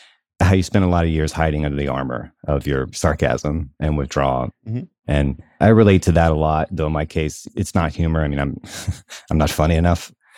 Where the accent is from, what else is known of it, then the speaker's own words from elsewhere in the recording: the South, United States; partly because of where I grew up in the South, how I grew up.